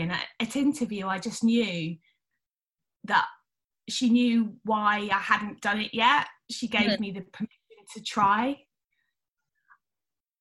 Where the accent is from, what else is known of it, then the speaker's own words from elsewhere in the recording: Wellingborough, East Midlands, United Kingdom; also born or lived in Sheffield; I was born in Sheffield, moved to a town called Wellingborough in Northamptonshire